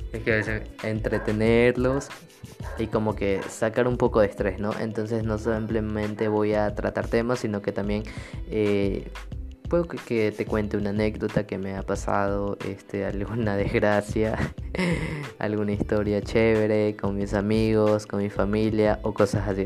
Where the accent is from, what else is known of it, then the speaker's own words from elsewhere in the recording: Ecuador; actualmente estoy viviendo en mi país, en mi hermoso país Ecuador